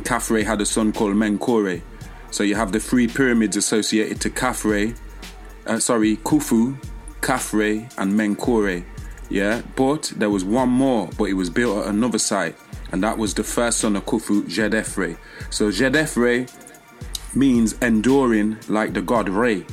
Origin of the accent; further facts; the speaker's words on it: Leicester, East Midlands, United Kingdom; I incarnated in England, UK, Leicester, which is like bang in the middle of England.